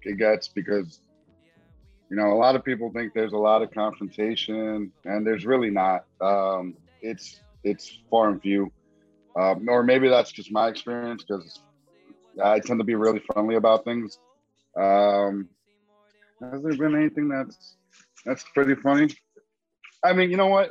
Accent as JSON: {"language": "English", "town": "New York City", "region": "New York", "country": "United States", "said": "I am from Queens, New York"}